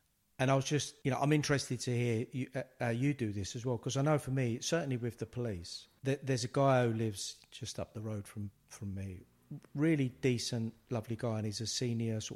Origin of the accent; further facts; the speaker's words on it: London, United Kingdom; growing up in the East End